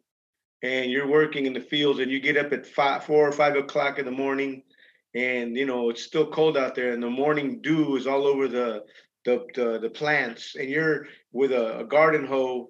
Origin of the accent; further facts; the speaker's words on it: Los Angeles, California, United States; also born or lived in Idaho / Lodi, California / Michigan; Pacoima. I grew up in Pacoima.